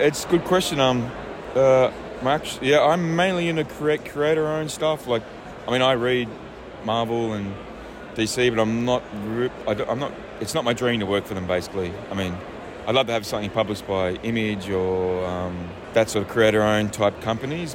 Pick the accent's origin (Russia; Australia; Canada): Australia; moved away as an adult; also born or lived in The Hague, Netherlands; now in France; I'm an Australian and I live in France, but I lived in The Hague for 11 years